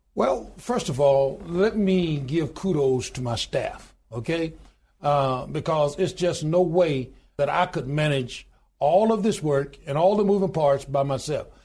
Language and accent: English; Goodwater, Alabama, United States; I was born in the Deep South. of born in a little small town in good water, Alabama, population twelve hundred and ninety-two today